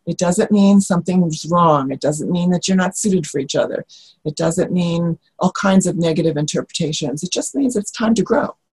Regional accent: New York, United States; moved away; I come from New York

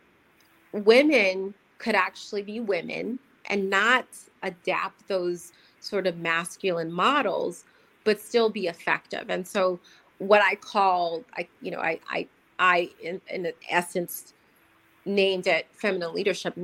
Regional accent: United States; I'm American.

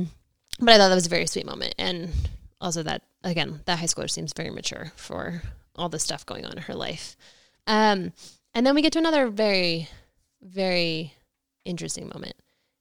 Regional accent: Ohio, United States; born or raised there; moved away

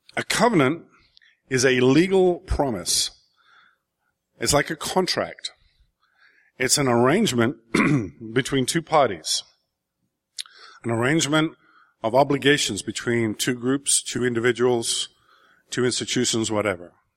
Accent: England, United Kingdom; growing up in England in the seventies

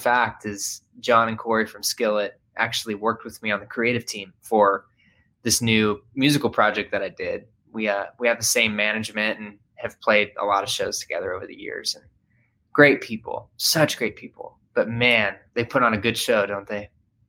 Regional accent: Murfreesboro, Tennessee, United States; I grew up right outside of Nashville, Tennessee. It's in a town called Murfreesboro, Tennessee. Just kind of a mid-sized town.

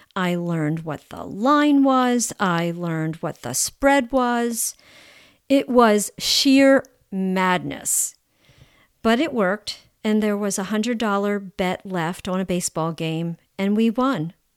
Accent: United States; I'm American

